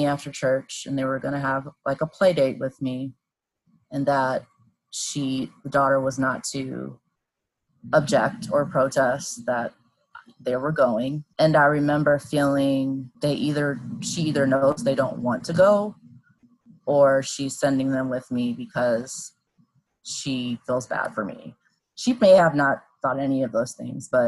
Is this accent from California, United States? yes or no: yes; Claremont, California, United States; I grew up in Southern California